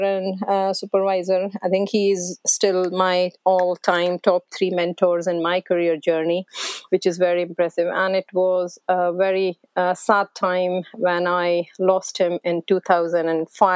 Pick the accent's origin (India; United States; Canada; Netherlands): India; English is a second language; moved away as an adult; also born or lived in Glasgow, United Kingdom; now in Dalgety Bay, United Kingdom; coming from India, where English wasn't even my first language